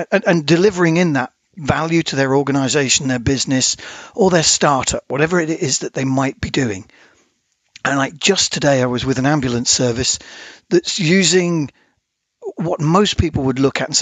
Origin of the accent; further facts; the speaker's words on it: United Kingdom; we were obviously being British